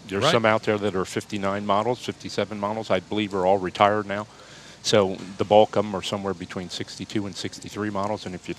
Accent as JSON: {"language": "English", "town": "Wilmington", "region": "Delaware", "country": "United States", "tie": "born or raised there", "said": "was born in Wilmington, Delaware."}